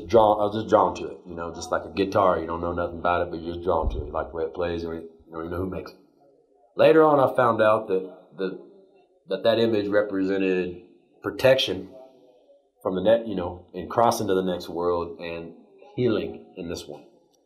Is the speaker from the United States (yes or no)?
yes; Texas, United States; I have a lot of pride in being a Texan, you know. And I mean, I live in Texas now, you know.